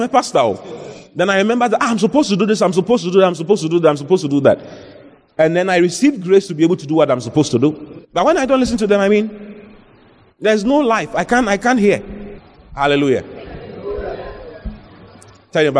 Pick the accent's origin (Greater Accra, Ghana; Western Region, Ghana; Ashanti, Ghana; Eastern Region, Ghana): Greater Accra, Ghana; Accra; I was born in Accra, in Dansoman